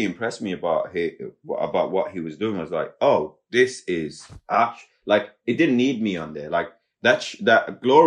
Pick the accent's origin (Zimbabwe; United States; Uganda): Zimbabwe; we're from Zimbabwe